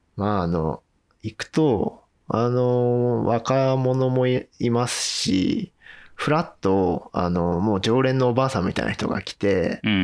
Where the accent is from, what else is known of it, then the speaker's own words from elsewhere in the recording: Sanjo, Niigata, Japan; moved away as an adult; now in Maebashi, Japan; 生まれは新潟でして、うんうん、えー、高校卒業まではあの新潟県の三条